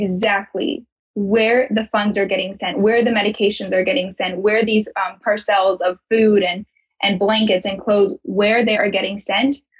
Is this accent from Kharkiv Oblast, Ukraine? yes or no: yes; Kharkiv, Kharkiv Oblast, Ukraine; now in United States; My family, we're from Kharkiv